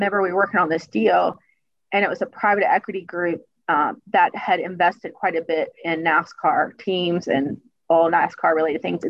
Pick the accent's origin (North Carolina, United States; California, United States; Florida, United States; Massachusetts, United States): North Carolina, United States; Hickory; growing up in Hickory, just up the road